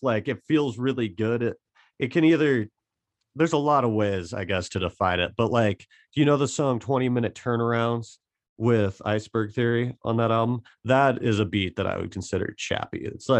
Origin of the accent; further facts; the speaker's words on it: Butte, Montana, United States; Just the whole fuck you, we're from Butte mentality. Like, I just think it's fascinating, honestly, the whole town of Butte, the history.